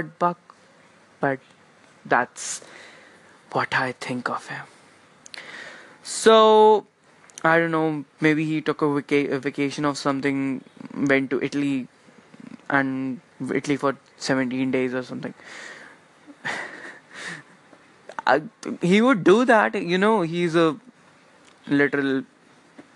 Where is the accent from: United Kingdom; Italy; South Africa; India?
India; I'm especially from India.